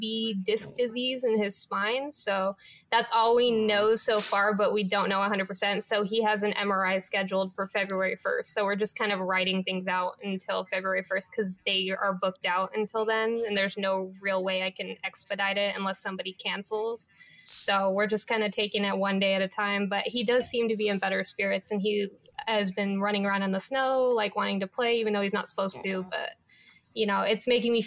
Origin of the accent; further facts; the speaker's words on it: Las Vegas, Nevada, United States; moved away as an adult; also born or lived in Los Angeles, California; now in Spokane, United States; I'm originally from Las Vegas, and then I lived in LA for the last 5 years, and then now I'm here